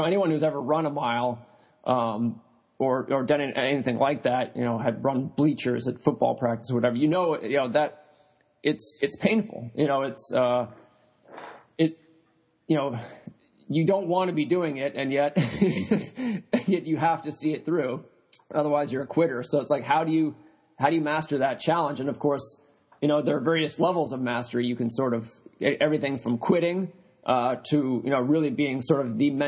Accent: New Hampshire, United States; when I was growing up in New Hampshire, my father ran marathons

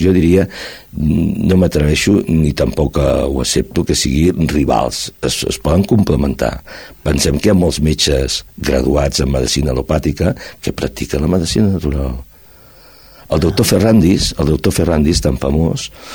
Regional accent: Barcelona, Catalonia, Spain; now in Cerdanyola del Vallès, Spain; estic aquí a Cerdanyola, eh, quasi bé sóc fill adoptiu, sóc de Barcelona, però fa molts anys que estic aquí

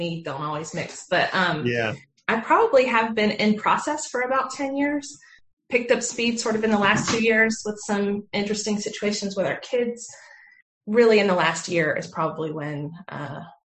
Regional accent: the South, United States; I was raised in the South, not in Utah

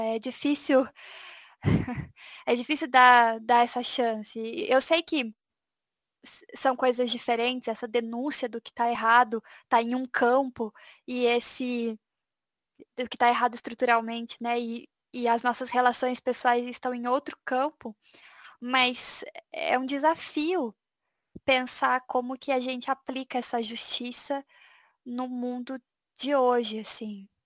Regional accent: Brazil; como brasileiras

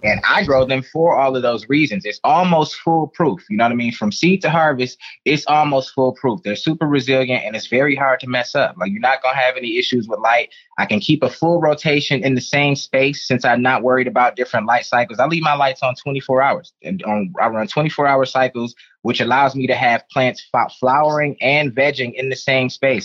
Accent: Detroit, Michigan, United States; I grew up in Detroit. Shout out to my city, Detroit, Michigan

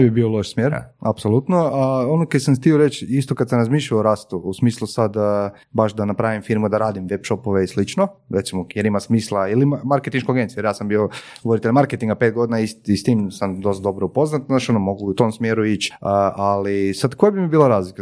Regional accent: Croatia; kod nas u Hrvatskoj

